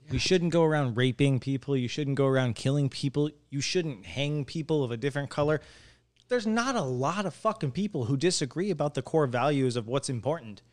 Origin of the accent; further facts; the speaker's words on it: Lake Havasu City, Arizona, United States; our generation is the literal first generation of people who are absolute Havasovians